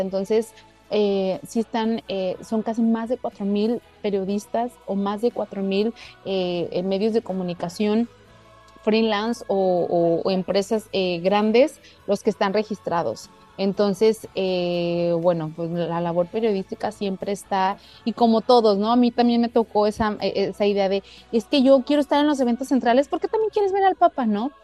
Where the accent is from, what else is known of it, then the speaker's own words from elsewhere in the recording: Mexico; lo pienso en español latino, lo pienso como mexicana